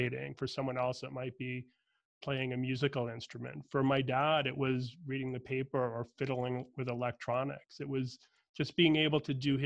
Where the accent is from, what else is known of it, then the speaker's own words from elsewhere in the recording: Boston, Massachusetts, United States; I'm from Boston, Irish Catholic family. My dad had crazy commute in and out of Boston most of my growing up time period